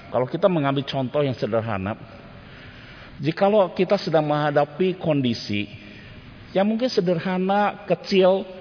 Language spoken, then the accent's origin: Indonesian; Bandung, West Java, Indonesia; Waktu masa remaja saya, Bapak Ibu di kota Bandung, saya pernah disuruh pergi untuk mengantar sesuatu ke sebuah gereja.